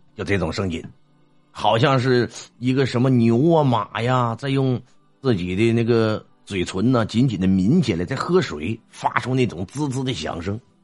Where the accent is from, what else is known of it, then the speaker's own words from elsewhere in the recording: Jilin, China; 从小呢，生活在松花江水域上，啊，土生土长的吉林人